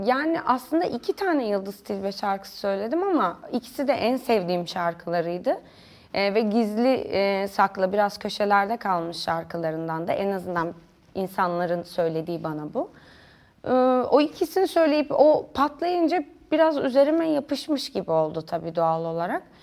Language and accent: Turkish; Denizli, Turkey; moved away as an adult; also born or lived in Kayseri; now in Istanbul, Turkey; Denizli'de büyüdüm.